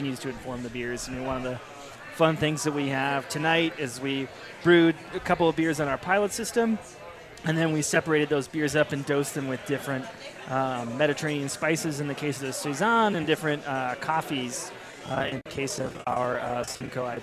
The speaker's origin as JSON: {"language": "English", "region": "Indiana", "country": "United States", "tie": "born or raised there", "moved": "yes", "lives_now": "Denver, United States", "said": "growing up in Indiana"}